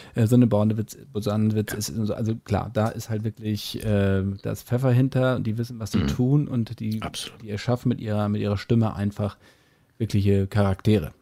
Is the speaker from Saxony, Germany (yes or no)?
no; Hamburg, Germany; als Hamburger oder als Norddeutsche